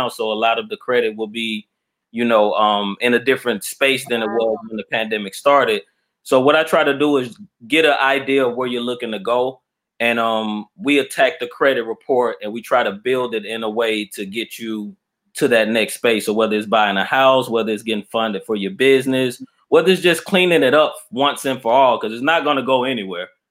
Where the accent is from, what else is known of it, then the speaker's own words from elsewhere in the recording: Mobile, Alabama, United States; also born or lived in Atlanta, Georgia; now in Albany, United States; I'm from Alabama. I'm originally from Mobile, Alabama.